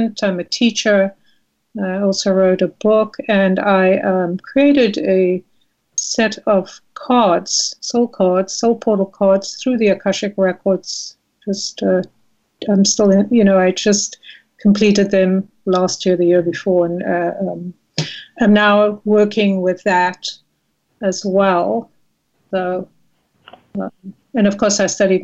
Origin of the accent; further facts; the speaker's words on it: South Africa; moved away as an adult; now in United States; I was born and raised in South Africa. I came to America as a visitor and landed up staying